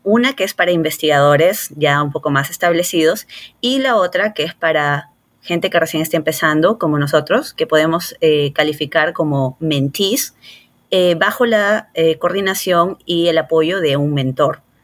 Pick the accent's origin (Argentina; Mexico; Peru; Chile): Peru; Lima; moved away as an adult; also born or lived in Rochester, New York / Houston; now in Los Angeles, United States; yo soy peruana, me crié, nací y me crié en Lima